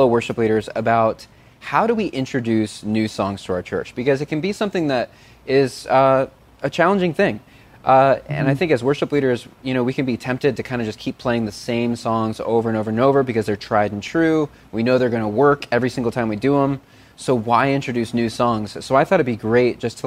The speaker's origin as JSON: {"language": "English", "town": "Chicago", "region": "Illinois", "country": "United States", "tie": "born or raised there", "said": "Chicago, my hometown"}